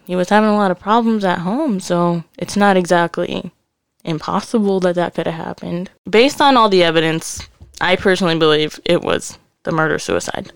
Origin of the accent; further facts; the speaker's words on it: Connecticut, United States; we're from Connecticut.